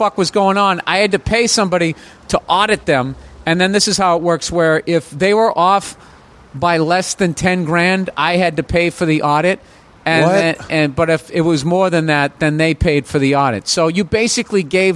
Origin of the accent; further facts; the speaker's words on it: Massachusetts, United States; I was born in Massachusetts and, stayed back in the first grade. And then high school